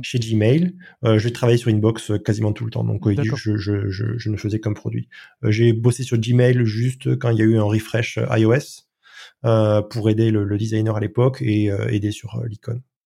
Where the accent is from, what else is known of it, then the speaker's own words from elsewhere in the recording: France; je suis français